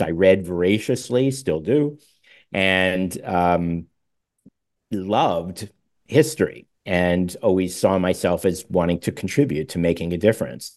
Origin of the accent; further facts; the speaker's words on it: Pittsburgh, Pennsylvania, United States; also born or lived in New York; my parents later, uh, moved us to Pittsburgh